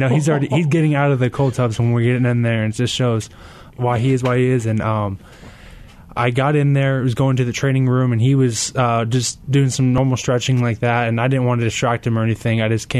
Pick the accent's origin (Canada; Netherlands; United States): United States; Carlsbad, California; Yes, sir, it is. Yeah, I was born and raised in Carlsbad, San Diego.